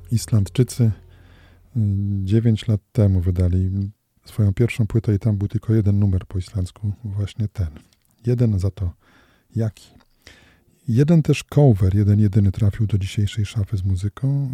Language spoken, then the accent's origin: Polish; Radom, Masovian Voivodeship, Poland; moved away as an adult; also born or lived in Toruń; now in Olsztyn, Poland; Ja się przemieściłem z Radomia do Torunia, no, potem do Olsztyna